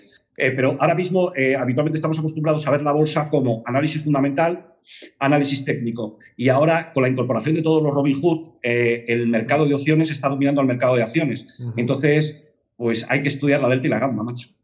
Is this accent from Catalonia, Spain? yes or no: no; Madrid, Community of Madrid, Spain; also born or lived in Barcelona / Granollers; aunque soy de Madrid, de Lavapiés, o sea, más Madrid no se puede ser